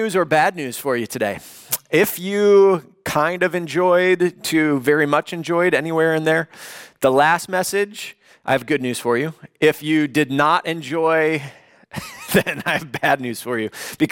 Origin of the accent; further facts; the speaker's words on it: Chicago, Illinois, United States; now in Los Angeles, United States; I grew up in the Chicagoland area